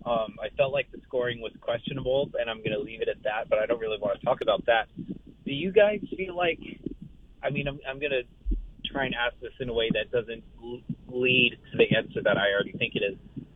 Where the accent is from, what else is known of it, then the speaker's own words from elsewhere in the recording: Gainesville, Florida, United States; I was born and raised in Gainesville, so even though I'm only a sophomore at US, I you know grew up with the experiences or whatever of a lot of former students before me in the years that I grew up here.